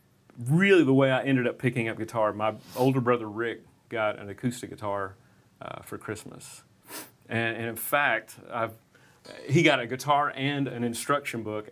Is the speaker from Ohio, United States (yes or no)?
no; Dallas, Texas, United States; now in Nashville, United States; I was born and raised in Dallas